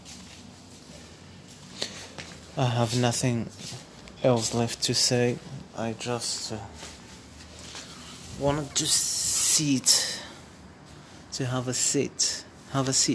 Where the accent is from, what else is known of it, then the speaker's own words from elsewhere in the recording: Morocco; first language Amazigh; English is a second language; I am Moroccan, and my roots are Amazigh